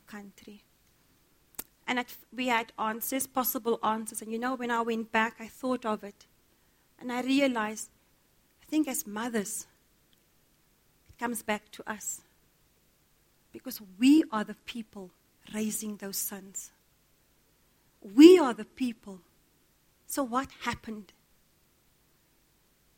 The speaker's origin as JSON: {"language": "English", "town": "Cape Town", "region": "Western Cape", "country": "South Africa", "tie": "born or raised there", "said": "I grew up in Cape Town"}